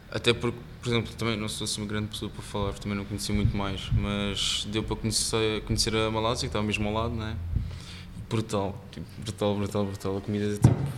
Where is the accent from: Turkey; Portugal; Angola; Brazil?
Portugal; Almada, Setúbal; also born or lived in Singapore; cresci em Almada e como já disse no bairro